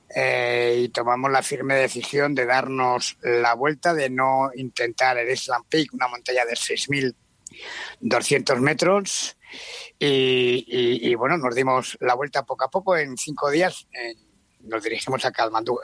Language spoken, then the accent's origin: Spanish; Spain; como ciudadanos españoles